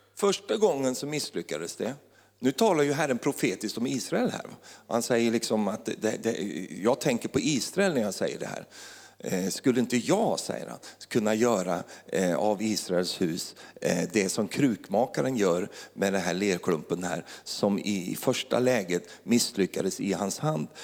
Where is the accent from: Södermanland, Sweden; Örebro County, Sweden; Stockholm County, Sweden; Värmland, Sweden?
Örebro County, Sweden; Finnerödja; moved away; då kommer jag från lilla Finnerödja.